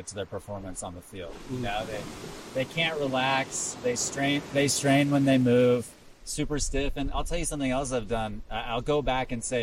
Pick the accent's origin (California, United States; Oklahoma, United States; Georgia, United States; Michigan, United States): Oklahoma, United States; Tulsa; I grew up in Oklahoma, so very kind of American football-centric culture